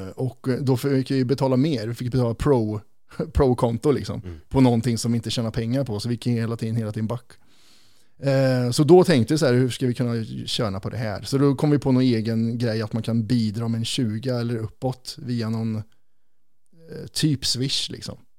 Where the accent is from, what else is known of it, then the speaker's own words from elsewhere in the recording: Kristinehamn, Värmland, Sweden; moved away; när man flyttar från Kristinehamn, där vi kommer ifrån